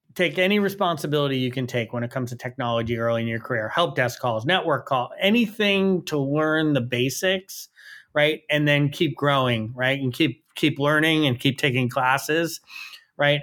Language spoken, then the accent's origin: English; New York City, New York, United States; I grew up in New York City